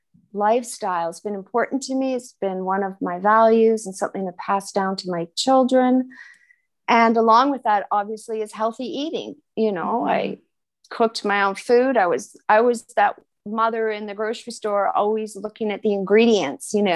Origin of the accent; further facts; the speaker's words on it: West Vancouver, British Columbia, Canada; now in Switzerland; I'm originally from British Columbia, Canada, and I grew up in West Vancouver near the ocean